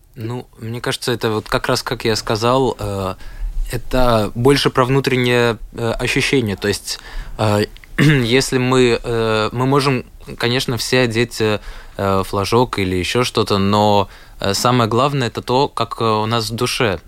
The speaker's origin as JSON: {"language": "Russian", "country": "Latvia", "said": "я из Латвии"}